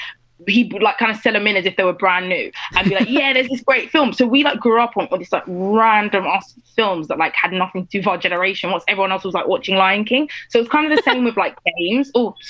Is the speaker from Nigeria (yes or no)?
yes; Nigeria; I guess I'm Nigerian, I knew that I had to do whatever I was going to do to like the best of my ability.